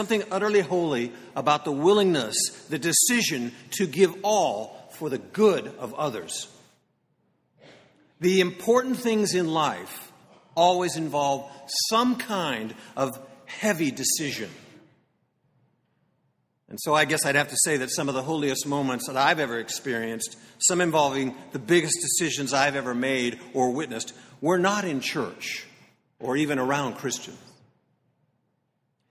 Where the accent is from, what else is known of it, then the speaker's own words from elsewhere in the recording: Concord, United States; my hometown of Concord